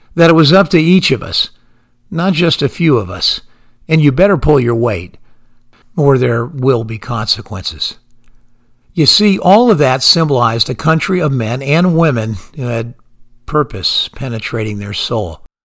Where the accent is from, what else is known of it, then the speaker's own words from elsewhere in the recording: United States; as an American